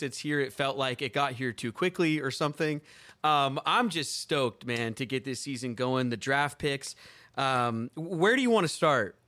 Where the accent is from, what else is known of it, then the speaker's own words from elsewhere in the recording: Seattle, Washington, United States; born and raised in Seattle, Washington.